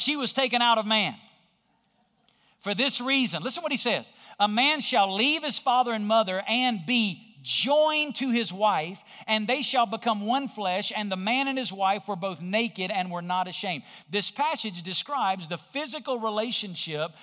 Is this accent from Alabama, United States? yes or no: yes; Alabama, United States; I grew up in Alabama.